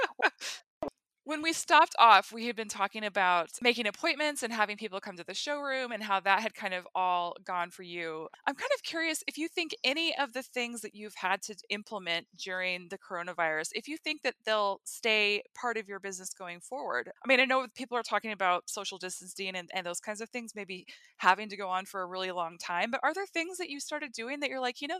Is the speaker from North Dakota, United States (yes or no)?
yes; North Dakota, United States; so I grew up in North Dakota, and so we would go to Regina for field trips when I was in elementary school